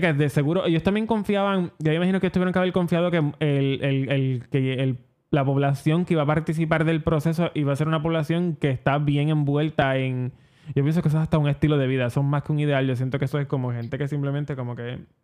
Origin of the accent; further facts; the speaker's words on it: Puerto Rico; como buenos puertorriqueños